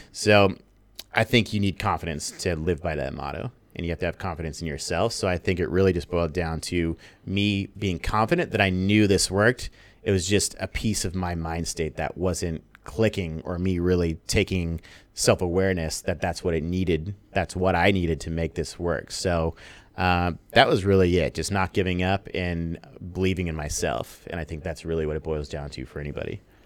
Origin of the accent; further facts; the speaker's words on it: San Diego, California, United States; also born or lived in Los Angeles; now in Bali, Indonesia; I'm from San Diego. Lived there for eight years